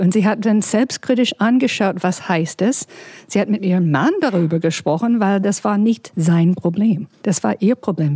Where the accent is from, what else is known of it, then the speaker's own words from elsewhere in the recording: United States; German is a second language; now in Berlin, Germany; ich bin ein bisschen damit geboren als Amerikanerin